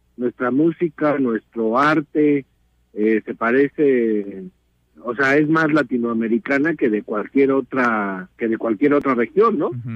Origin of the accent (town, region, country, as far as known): Mexico